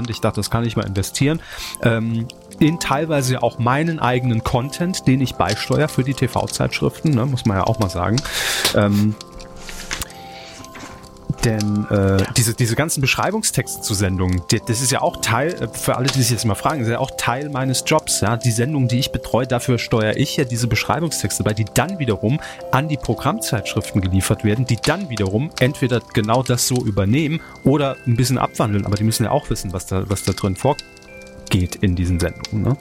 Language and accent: German; Saarland, Germany; moved away; Natürlich ist es unsere Pflicht als Saarländer im Exil, euch darauf aufmerksam zu machen